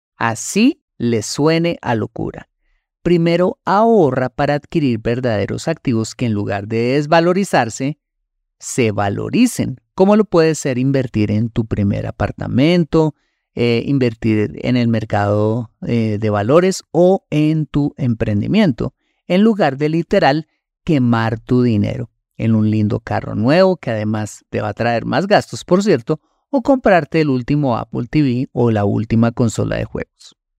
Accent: Colombia; En mi país, Colombia

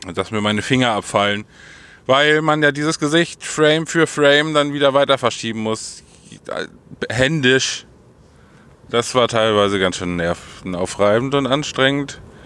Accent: Holdenstedt, Lower Saxony, Germany; Holdenstedt, also mein Heimatort.

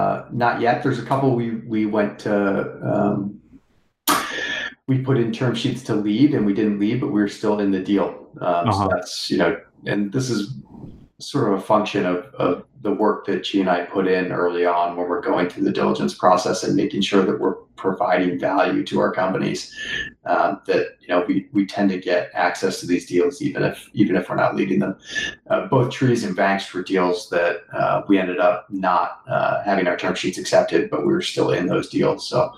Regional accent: East Coast, United States; moved away as an adult; now in Seattle, United States; I'm an East Coaster. So I came out to Seattle in 2014

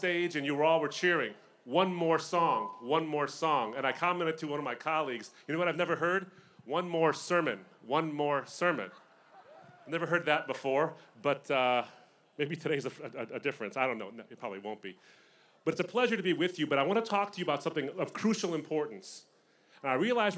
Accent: Michigan, United States; I'm from Michigan

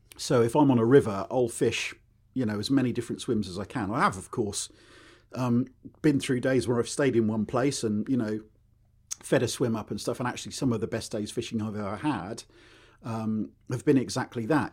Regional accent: Newbury, South East England, United Kingdom; I was r, born and raised in Berkshire up near Newbury

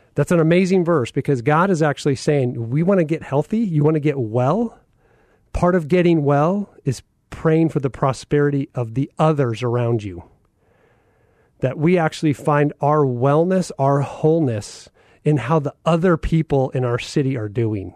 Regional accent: Phoenix, Arizona, United States; growing up in North Central Phoenix

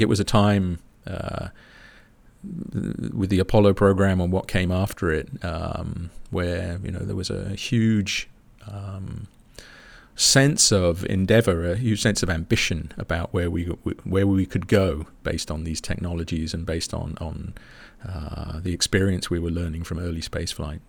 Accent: United Kingdom; as a Brit

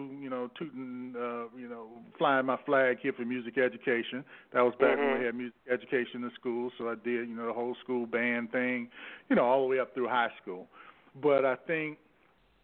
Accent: St. Petersburg, Florida, United States; I grew up in Florida. I'm from St. Petersburg, Florida.

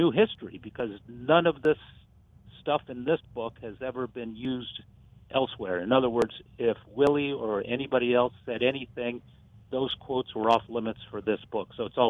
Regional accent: Westfield, Alabama, United States; born there; I was born in Westfield, Alabama.

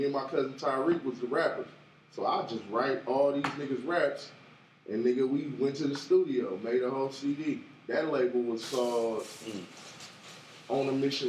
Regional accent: Bakersfield, California, United States; That's my hometown. That's my hometown. They got every food place that you ever wanted all in one city.

